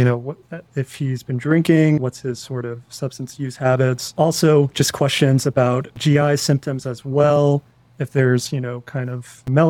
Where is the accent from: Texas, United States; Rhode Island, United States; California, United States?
Rhode Island, United States; Providence; moved away as an adult; now in Chicago, United States; I'm a third year medical student, just finished my third year core clerkships. And I am from Providence, Rhode Island.